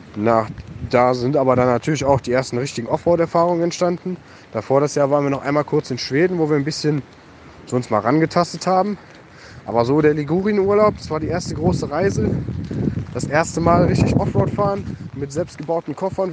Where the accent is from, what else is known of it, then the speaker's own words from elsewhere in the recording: Germany; bei uns in der Eifel